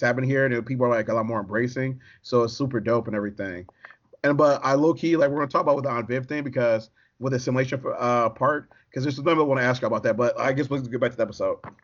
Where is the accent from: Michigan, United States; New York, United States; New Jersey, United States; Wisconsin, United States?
Michigan, United States; Detroit; I'm from Detroit